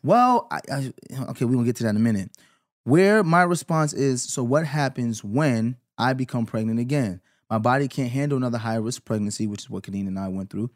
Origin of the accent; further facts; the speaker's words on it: New York, United States; Growing up in New York